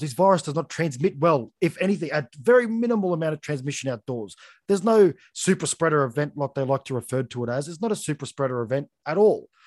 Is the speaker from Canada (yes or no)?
no; Australia; as an Australian